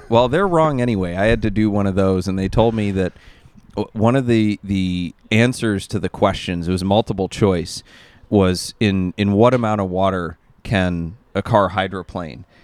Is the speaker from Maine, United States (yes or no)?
yes; Maine, United States; moved away; Where I grew up in Maine